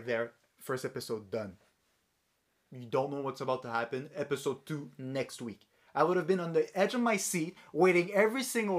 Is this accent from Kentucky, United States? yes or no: yes; Kentucky, United States; I'm from Kentucky, and I'm 36 years old.